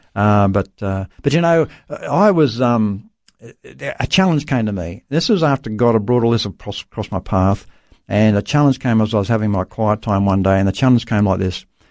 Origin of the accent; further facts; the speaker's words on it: Dubbo, New South Wales, Australia; I was born in Dubbo, central New South Wales, Australia. So, uh, yeah, country boy